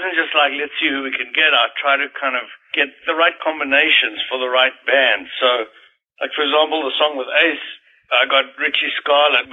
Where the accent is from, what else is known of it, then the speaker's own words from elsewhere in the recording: South Africa; moved away; I was growing up in South Africa